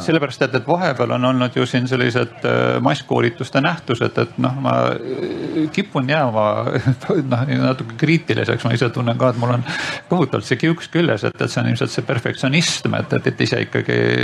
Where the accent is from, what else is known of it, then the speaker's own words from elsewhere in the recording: Saare County, Estonia; ma ise olen pärit Saaremaalt